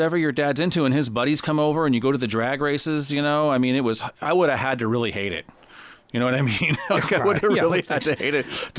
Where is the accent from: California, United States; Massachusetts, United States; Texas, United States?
California, United States; Los Angeles; And I grew up in Los Angeles, and that's where he grew up.